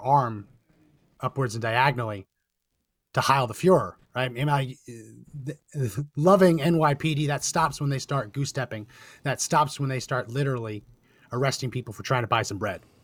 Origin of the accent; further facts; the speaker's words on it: New Jersey, United States; moved away as an adult; I grew up in New Jersey